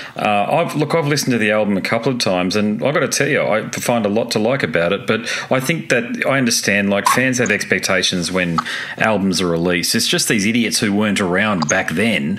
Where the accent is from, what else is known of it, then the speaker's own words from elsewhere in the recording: Australia; first language English; I'm an Australian native, Australian native English speaker